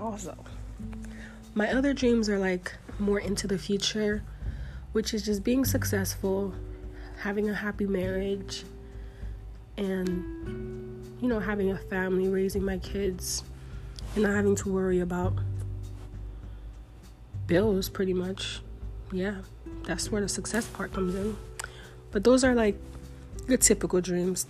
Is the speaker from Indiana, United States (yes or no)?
no; Florida, United States; moved away as an adult; I'm from Florida